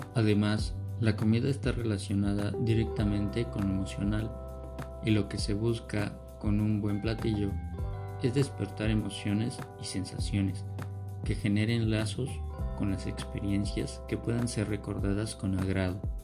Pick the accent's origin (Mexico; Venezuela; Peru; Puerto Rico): Mexico